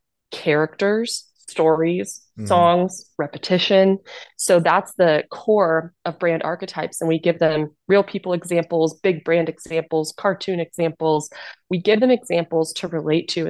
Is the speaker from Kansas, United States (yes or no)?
yes; Kansas, United States; moved away as an adult; I'm originally from Kansas